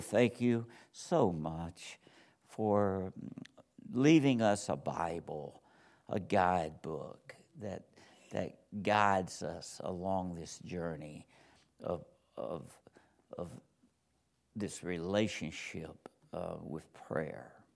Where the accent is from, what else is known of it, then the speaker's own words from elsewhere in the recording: Georgia, United States; moved away; I'm from Georgia, and, uh, I was, was born and raised there